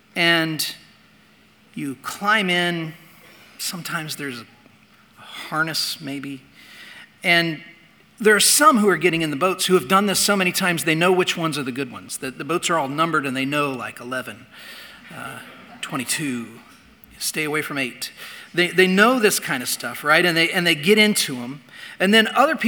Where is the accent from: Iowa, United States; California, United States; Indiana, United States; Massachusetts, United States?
Indiana, United States; I grew up in Indiana